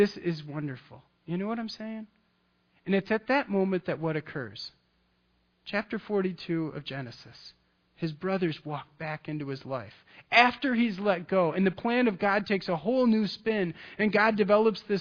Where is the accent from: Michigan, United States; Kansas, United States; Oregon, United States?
Michigan, United States; I'm from Michigan